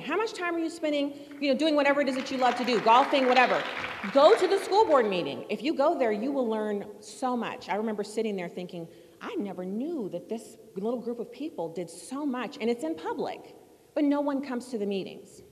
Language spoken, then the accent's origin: English; St. Louis County, Missouri, United States; We're from St. Louis County